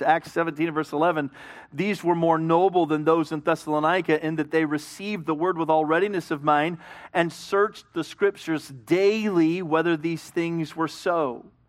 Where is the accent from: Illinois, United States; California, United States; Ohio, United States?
California, United States; Hemet; I was raised in Hemet.